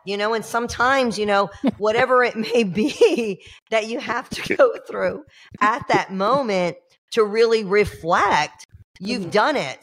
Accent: Georgia, United States; now in Florida, United States; I'm a transplant. I'm from Georgia. I'm a hillbilly freaking redneck. But you know, I've been here 30 years

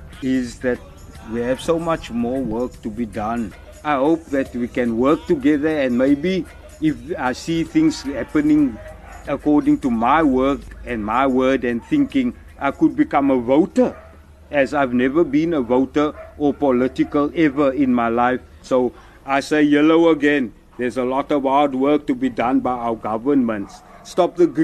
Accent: Cape Town, Western Cape, South Africa; now in Knysna, South Africa; I was born in Grassy Park in Cape Town, and that is now nicely 59 years ago. So my life in Grassy Park was a struggle in the sense of the previous system that we were brought up

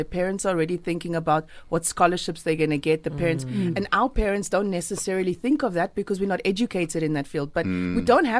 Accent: Cape Town, Western Cape, South Africa; I think being a colored girl with straight hair was hard because

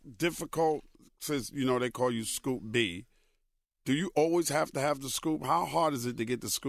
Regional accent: New York, United States; I'm from New York.

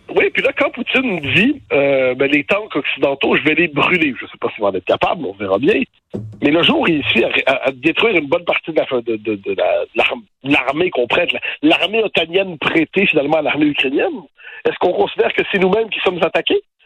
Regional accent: Quebec, Canada; now in France; je suis québécois, euh, juridiquement je suis canadien apparemment, je dire euh, je vis en France

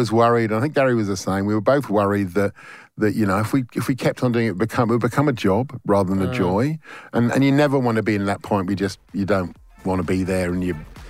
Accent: London, United Kingdom; now in Australia; I grew up next door to Stamford Bridge Football Club, home of Chelsea Football

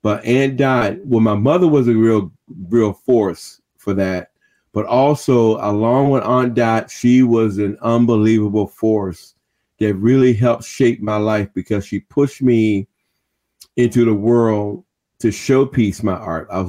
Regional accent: Washington, District of Columbia, United States; I'm from Washington, D.C. Born and kind of grew up in Berry Farms in Anacostia.

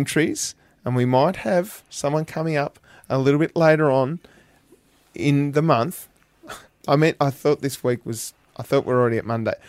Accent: Burnie, Tasmania, Australia; now in Hobart, Australia; I'm from Burnie

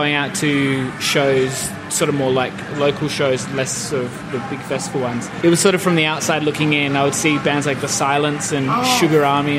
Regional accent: Perth, Western Australia, Australia; In Perth.

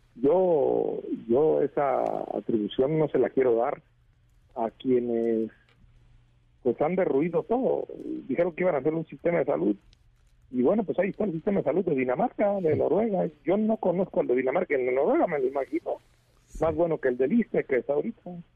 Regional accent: Michoacán, Mexico; Yo soy de Michoacán

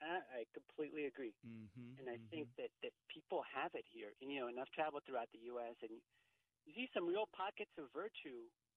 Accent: Colombia; now in United States; I came from Colombia, South America.

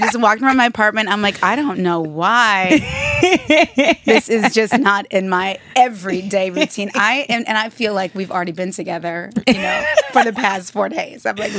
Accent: Michigan, United States; moved away as an adult; also born or lived in New York; now in Los Angeles, United States; I grew up in Michigan.

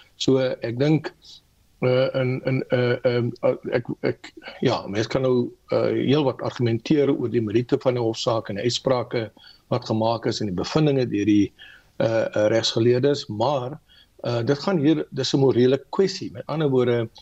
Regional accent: South Africa; ons as Suid-Afrikaners

